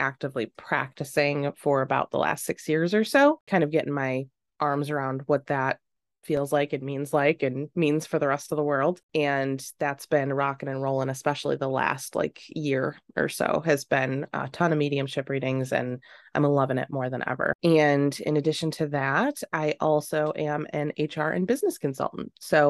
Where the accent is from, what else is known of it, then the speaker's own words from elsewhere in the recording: Rochester, New York, United States; I worked at this small grocery store in Macedon, New York, called PNC. And I grew up just outside of Rochester.